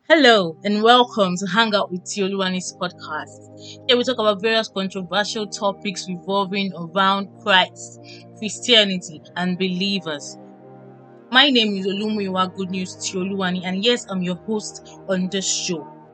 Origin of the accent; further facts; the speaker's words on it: Osogbo, Osun, Nigeria; I'm a Yoruba girl. I'm from Oshun State, Oshogbo precisely.